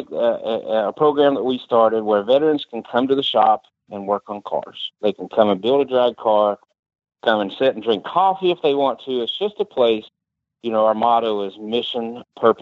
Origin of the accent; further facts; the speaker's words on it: Kentucky, United States; moved away as an adult; now in Charlotte, United States; I'm from Kentucky